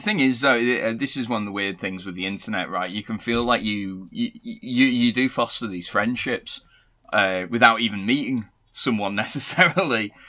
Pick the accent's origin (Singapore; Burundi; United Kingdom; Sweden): United Kingdom; Cockermouth, North West England; I am from, uh, I'm from Cumbria